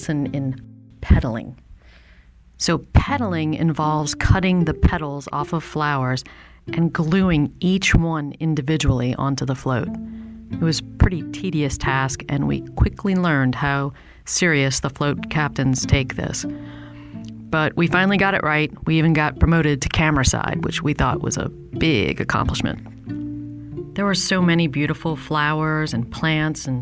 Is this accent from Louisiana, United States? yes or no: yes; New Orleans, Louisiana, United States; growing up in New Orleans